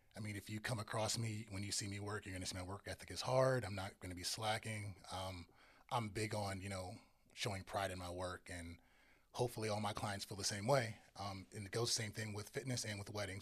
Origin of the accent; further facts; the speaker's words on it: Northern Virginia, United States; now in Charlotte, United States; I am from Northern Virginia.